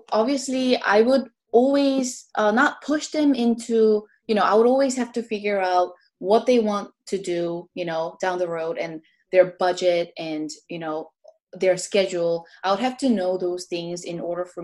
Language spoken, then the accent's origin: English; Orlando, Florida, United States; also born or lived in Korea; now in Los Angeles, United States; growing up in Orlando